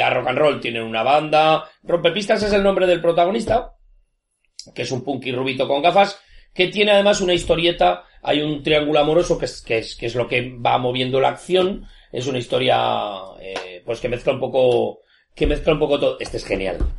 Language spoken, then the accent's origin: Spanish; Zaragoza, Aragon, Spain; 40, los dos en Zaragoza, es una cosa rara, porque aquí todo el mundo era nacido en un pueblo. Entonces yo no tengo pueblo